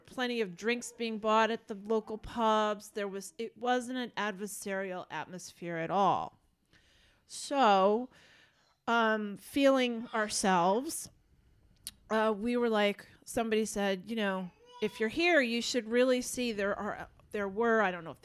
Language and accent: English; United States; I'm an American